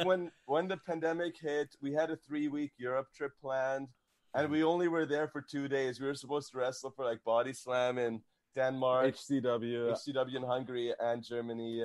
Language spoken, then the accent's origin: English; Canada; we're Canadian